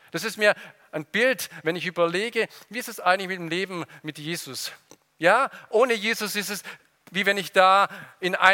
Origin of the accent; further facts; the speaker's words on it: Ludwigsburg, Baden-Württemberg, Germany; Ich komme aus Ludwigsburg, vielleicht war der auch schon mal in dem Märchengarten.